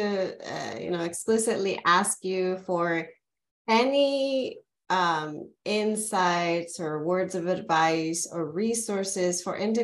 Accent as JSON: {"language": "English", "region": "California", "country": "United States", "said": "I'm originally from California"}